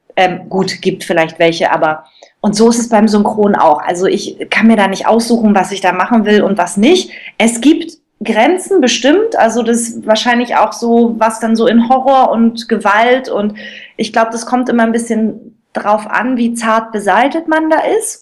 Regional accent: Cottbus, Brandenburg, Germany; also ich komme aus Cottbus, so ein Brandenburger Mädel, und habe ganz früh in Cottbus schon angefangen ähm, zu singen und war im Cottbuser Kindermusical.

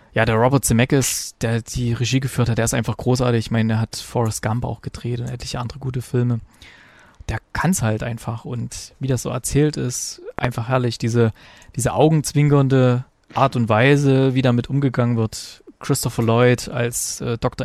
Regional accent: East Germany, Germany; bei uns in der DDR

